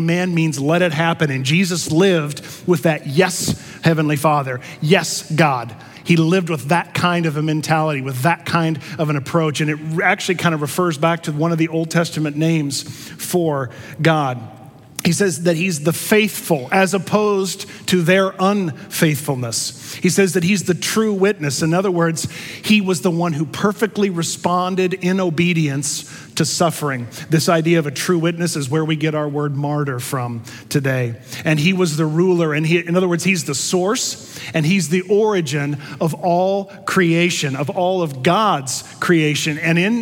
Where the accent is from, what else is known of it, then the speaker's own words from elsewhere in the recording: Missouri, United States; I'm from Missouri